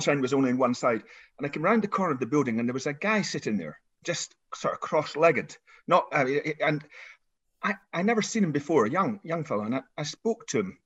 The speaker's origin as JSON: {"language": "English", "area": "the Highlands", "region": "Scotland", "country": "United Kingdom", "tie": "born or raised there", "said": "I was brought up in the Highlands, as you can probably hear"}